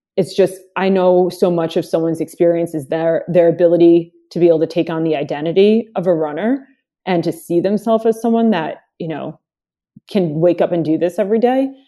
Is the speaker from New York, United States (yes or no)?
yes; Long Island, New York, United States; also born or lived in Dominican Republic; I moved here from Dominican Republic, um, had a really heavy accent, moved into, my mom bringing us into, uh, Long Island to grow up in the town that she lived